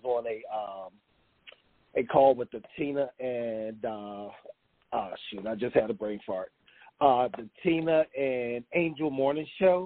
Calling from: North Carolina, United States; I'm calling from North Carolina

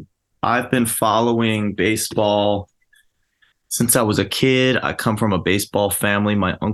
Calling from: Philadelphia, Pennsylvania, United States; South Philly, baby.

